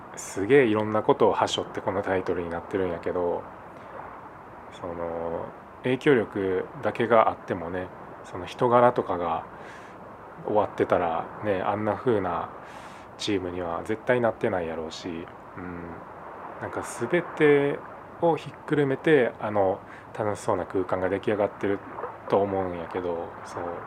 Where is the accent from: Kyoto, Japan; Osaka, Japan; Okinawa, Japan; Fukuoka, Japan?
Osaka, Japan; 俺も大阪出身